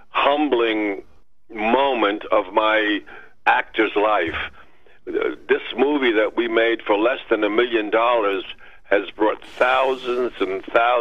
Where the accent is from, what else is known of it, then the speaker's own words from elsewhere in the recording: Pleasantville, New York, United States; I was born in Pleasantville, New York, and my mom went to the seventh grade and had to work